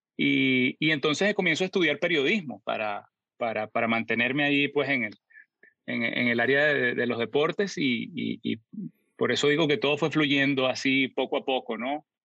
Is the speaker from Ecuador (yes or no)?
no; San Antonio de los Altos, Miranda, Venezuela; born or raised there; also born or lived in Caracas; now in United States